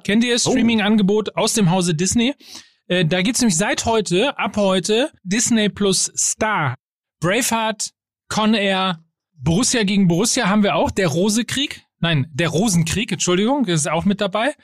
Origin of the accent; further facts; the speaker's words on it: North Rhine-Westphalia, Germany; als Ostwestfale